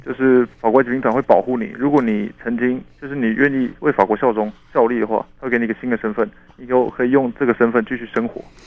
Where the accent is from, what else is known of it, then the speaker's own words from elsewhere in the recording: Changhua, Changhua County, Taiwan; 在彰化长大